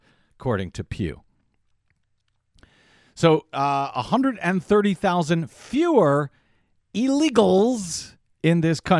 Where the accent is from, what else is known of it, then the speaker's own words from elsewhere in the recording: Missouri, United States; Who's crazier, your home state of Texas or my home state of Missouri?